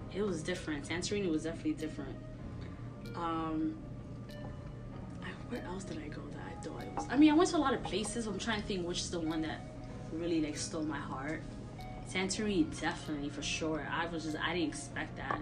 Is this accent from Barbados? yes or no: no; New York City, New York, United States; My parents always put me in, in programs growing up in Sunset Park, Brooklyn